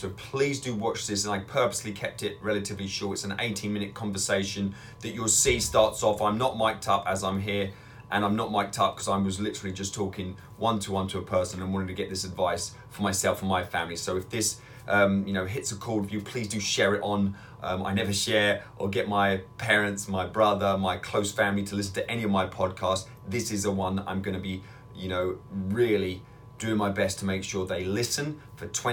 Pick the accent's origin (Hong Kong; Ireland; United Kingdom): United Kingdom; England; now in Northern Michigan, United States; I'm in Northern Michigan now, but I'm originally from England